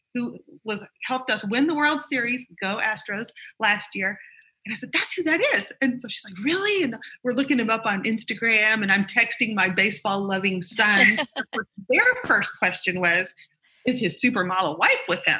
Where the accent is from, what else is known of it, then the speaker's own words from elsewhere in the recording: the South, United States; I'm a Southerner